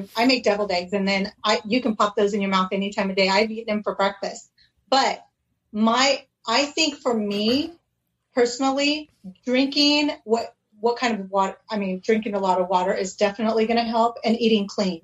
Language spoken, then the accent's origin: English; California, United States; also born or lived in Oregon; now in Arizona, United States; So I'm in Arizona. Actually, I'm probably the one out of state. I was raised in California.